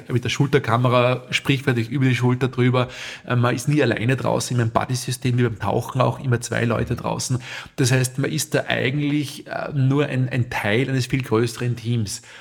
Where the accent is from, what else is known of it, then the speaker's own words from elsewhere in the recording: St. Florian, Upper Austria, Austria; ich komme aus St. Florian Berlins